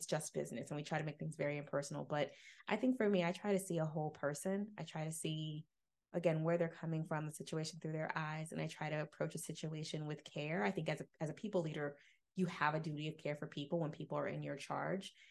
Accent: Jacksonville, Florida, United States; I grew up in Jacksonville

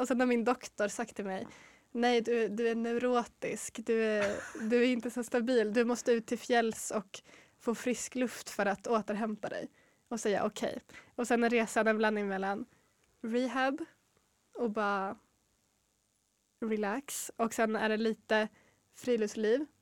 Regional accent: Norrland, Sweden; jag är ju ändå norrlänning.

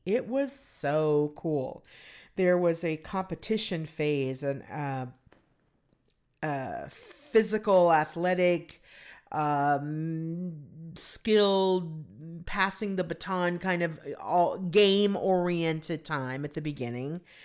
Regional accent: Southern California, United States; growing up in Southern California

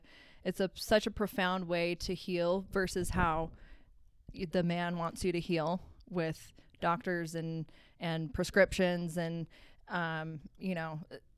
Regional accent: Cottonwood Heights, Utah, United States; also born or lived in Oklahoma / Missouri; I'm from Utah. I grew up in Cottonwood Heights mostly.

